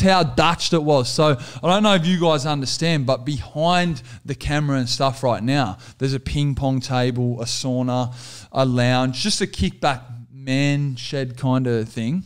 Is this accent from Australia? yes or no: yes; Australia; we're just Australian entertainers, good Aussie blokes